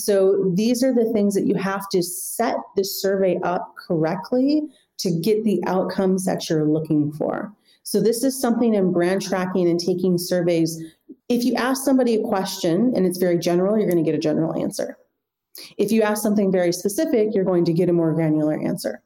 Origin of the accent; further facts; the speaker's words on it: United States; moved away as an adult; now in Europe; I come from the United States